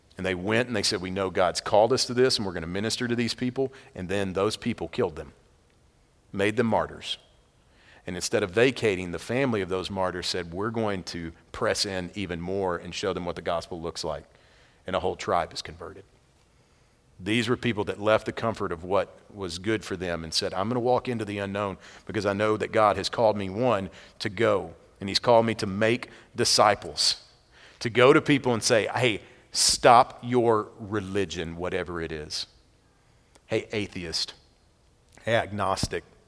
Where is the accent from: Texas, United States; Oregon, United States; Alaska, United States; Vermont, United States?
Texas, United States; Madisonville; A place that you've never heard of if you're from New York City, a little town called Madisonville